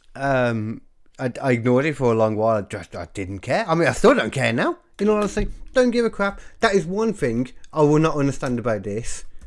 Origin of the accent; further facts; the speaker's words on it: Birmingham, West Midlands, United Kingdom; I grew up in Birmingham